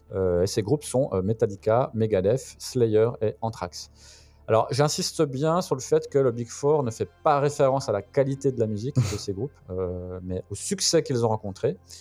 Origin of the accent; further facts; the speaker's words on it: Belfort, Bourgogne-Franche-Comté, France; ma ville natale de Belfort